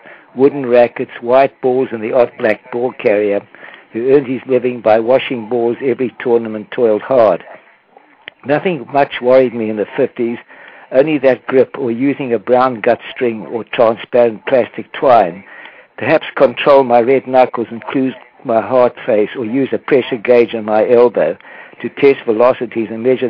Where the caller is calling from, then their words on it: Delray Beach, Florida, United States; I'm calling from Delray Beach in Florida.